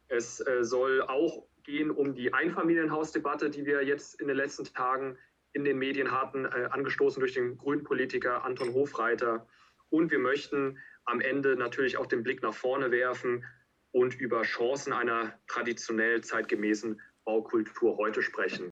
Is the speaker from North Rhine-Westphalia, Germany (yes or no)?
yes; North Rhine-Westphalia, Germany; bei uns in NRW